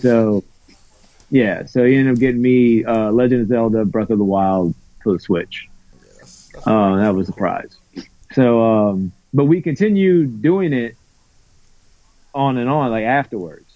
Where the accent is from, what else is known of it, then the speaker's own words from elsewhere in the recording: New Orleans, Louisiana, United States; I'm from New Orleans because mm. basically I am but I'm kind of right outside of the actual city limits.